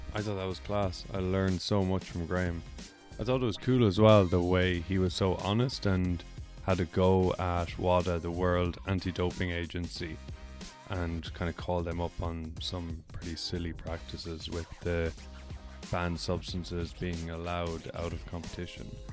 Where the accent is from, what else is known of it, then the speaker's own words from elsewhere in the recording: Ireland; moved away as an adult; also born or lived in United States; now in Vancouver, Canada; I grew up in Ireland where there is a huge and awful drinking culture